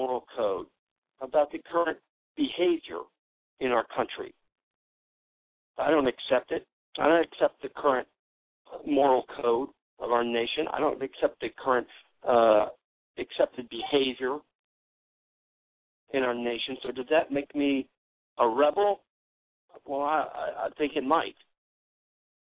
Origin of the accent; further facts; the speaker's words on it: United States; I'm an American